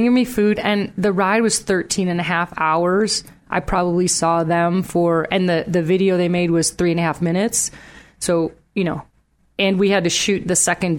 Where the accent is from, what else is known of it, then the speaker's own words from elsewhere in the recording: Chicago, Illinois, United States; moved away; We come from Chicago.